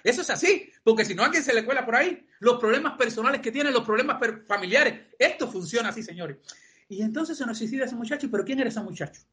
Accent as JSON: {"language": "Spanish", "country": "Cuba", "moved": "as an adult", "lives_now": "Spain", "said": "como cubano"}